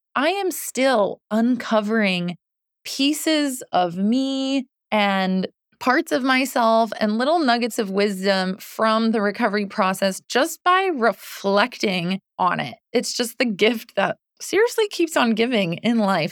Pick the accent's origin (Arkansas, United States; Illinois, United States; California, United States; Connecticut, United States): Connecticut, United States; moved away as an adult; also born or lived in New York City / Boston; I grew up in Connecticut. So home is Connecticut